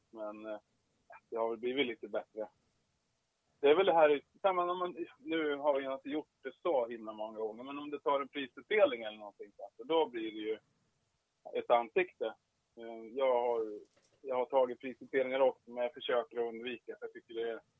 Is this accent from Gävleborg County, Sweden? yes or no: yes; Hälsingland, Gävleborg County, Sweden; Jag är ju från Hälsingland